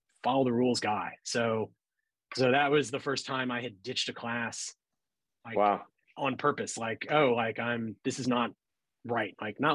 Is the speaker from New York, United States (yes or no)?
no; St. Louis, Missouri, United States; moved away; I growing up in St. Louis